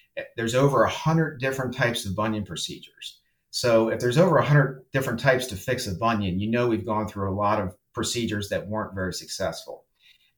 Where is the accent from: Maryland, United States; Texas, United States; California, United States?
Maryland, United States; Salisbury; moved away as an adult; also born or lived in Miami, Florida / Denver, Colorado; I grew up in Salisbury, Maryland